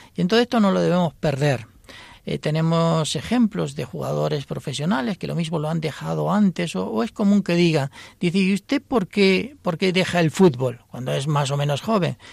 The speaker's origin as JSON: {"language": "Spanish", "town": "Almería", "region": "Andalusia", "country": "Spain", "also_born_or_lived": "Buenos Aires, Argentina", "moved": "yes", "said": "yo soy de Almería, pero he vivido en Buenos Aires"}